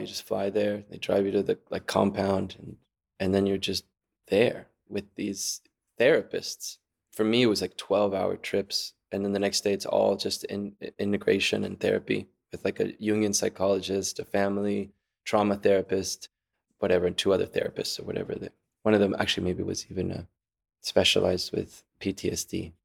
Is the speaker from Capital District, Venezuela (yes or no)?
yes; Caracas, Capital District, Venezuela; moved away; also born or lived in Texas / San Francisco; I was born in Texas, but I grew up in Caracas, Venezuela.